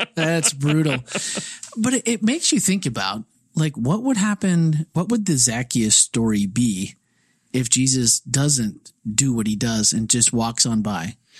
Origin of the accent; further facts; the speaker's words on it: Midwest, United States; now in Florida, United States; I'm a Midwesterner